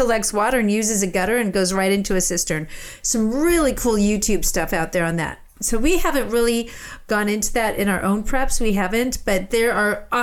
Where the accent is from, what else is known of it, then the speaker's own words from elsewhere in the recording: Colorado, United States; I grew up in Colorado